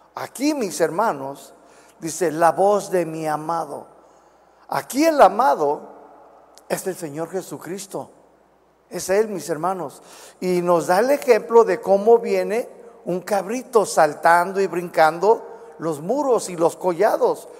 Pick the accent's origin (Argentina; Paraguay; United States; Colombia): United States; accent: chicano; Spanish is a second language; moved away as an adult; now in Guadalajara, Mexico; todavía soy bien chicano, a veces no puedo pronunciar ciertas palabras